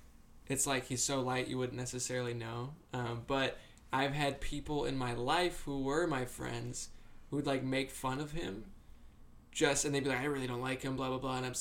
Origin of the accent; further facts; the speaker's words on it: Rhode Island, United States; moved away; also born or lived in Massachusetts; I'm essentially from Rhode Island